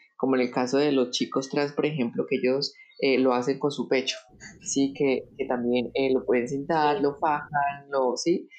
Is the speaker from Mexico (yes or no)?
no; Bucaramanga, Santander, Colombia; moved away as an adult; me regresé para mi ciudad natal, que es Bucaramanga, a la casa de mis papás.